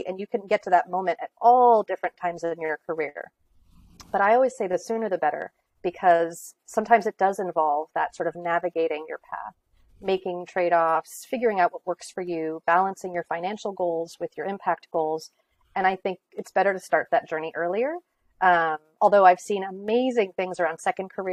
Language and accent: English; California, United States; also born or lived in Greenwich, Connecticut; now in Connecticut, United States; I grew up in California